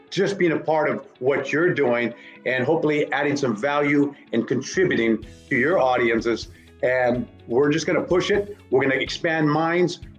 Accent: Northern California, United States; I'm from Northern California

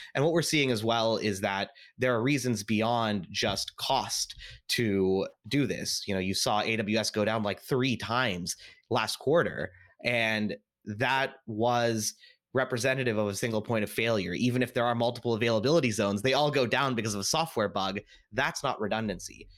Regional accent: Seattle, Washington, United States; I was actually born and raised in Seattle

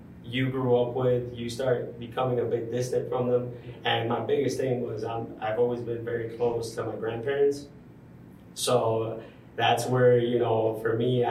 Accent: Dominican Republic; English is a second language; now in Detroit, United States; I had no English classes growing up in the Dominican Republic.

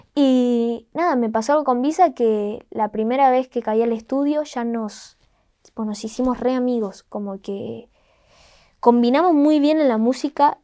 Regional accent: Rosario, Santa Fe, Argentina; le digo de Rosario

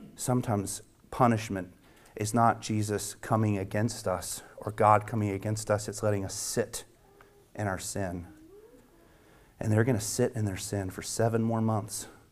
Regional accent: the South, United States; as I grew up speaking in the South

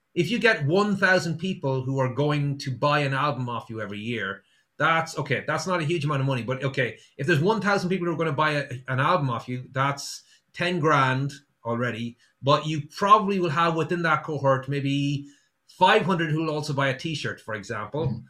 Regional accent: Sligo, Connacht, Ireland; I'm from Sligo, um, and the company I used to work for used to deliver from Sligo all around Donegal

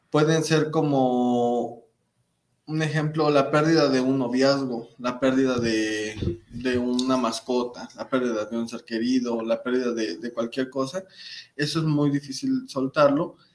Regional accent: Monterrey, Nuevo León, Mexico; Porque somos como buenos regios.

